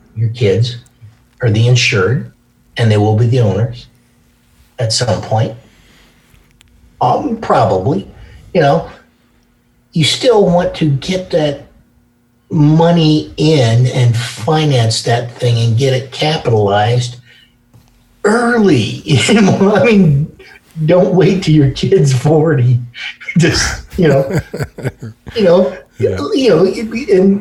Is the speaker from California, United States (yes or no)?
yes; California, United States; I am from California